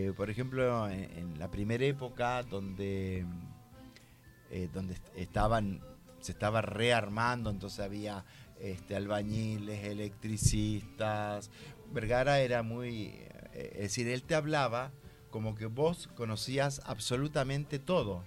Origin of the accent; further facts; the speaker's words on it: Santa Fe, Argentina; moved away as an adult; now in Buenos Aires, Argentina; Yo soy de Santa Fe.